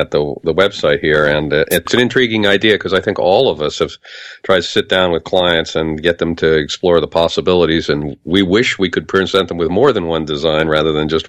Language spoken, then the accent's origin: English; New York, United States; I'm a New Yorker myself